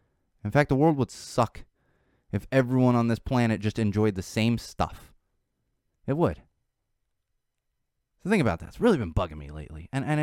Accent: Florida, United States; born there; Yes, I was born in Florida, and I'm familiar with Gainesville to an extent.

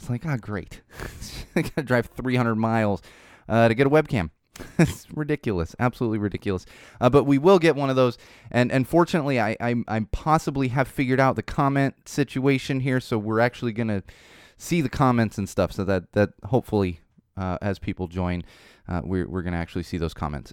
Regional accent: Southern California, United States; I'm from Southern California

